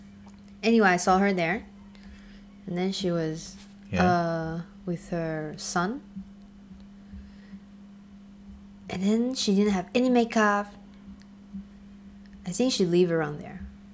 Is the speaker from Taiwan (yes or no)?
yes; Taiwan; moved away as an adult; now in Paris, France; I said I'm from Taiwan